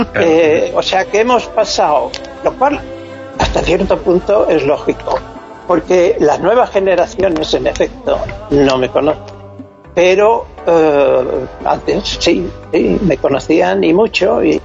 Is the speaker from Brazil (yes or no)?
no; Extremadura, Spain; moved away; also born or lived in Alcalá de Henares; yo he ido toda la vida a mi tierra, a mi casa